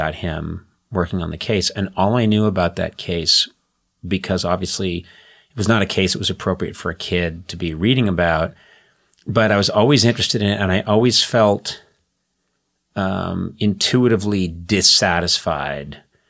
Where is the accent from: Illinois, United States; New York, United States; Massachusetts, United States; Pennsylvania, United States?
Massachusetts, United States; Boston; I was not really that aware growing up in the late 60s and 70s.